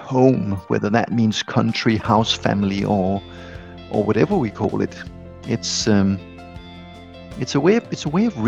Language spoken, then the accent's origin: English; Copenhagen, Capital Region of Denmark, Denmark; I grew up in Copenhagen, and I lived away from Copenhagen for 8 years as a young adult, and then I came back.